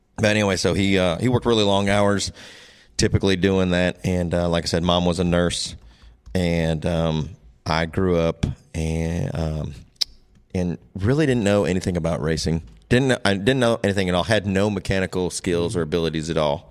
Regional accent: Waterloo, Iowa, United States; moved away as an adult; now in North Carolina, United States; I was born and raised in northeast Iowa

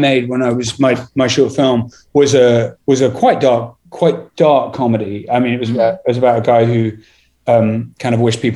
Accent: England, United Kingdom; I'm English

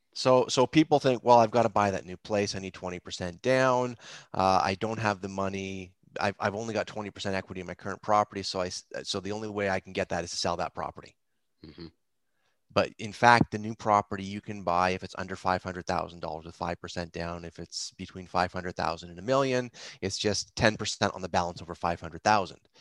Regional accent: Mississauga, Ontario, Canada; also born or lived in Toronto / Etobicoke / Hamilton; I grew up in Mississauga

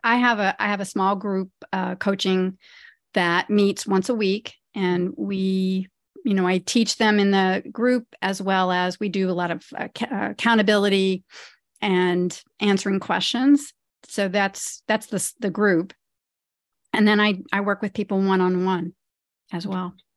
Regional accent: Ohio, United States; now in New Jersey, United States; I grew up in Ohio. I grew up on a farm in Ohio, and now I live in the suburbs of New Jersey

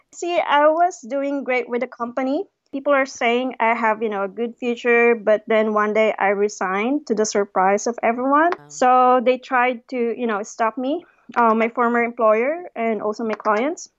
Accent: Philippines; moved away as an adult; also born or lived in Manila / Cape Town; I came from a very small and sleepy town in the Philippines

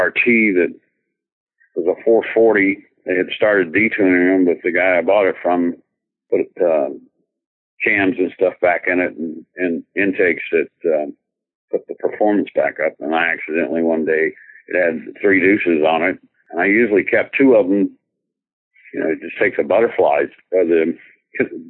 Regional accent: Lubbock, Texas, United States; I'm from Lubbock. In grade school, we would have end of school parties at the McKenzie State Park roller skating rink

